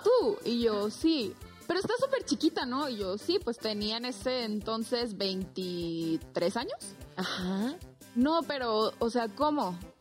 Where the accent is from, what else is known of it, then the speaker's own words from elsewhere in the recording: Zamora, Michoacán, Mexico; la Reina de Zamora, que es el municipio de donde yo soy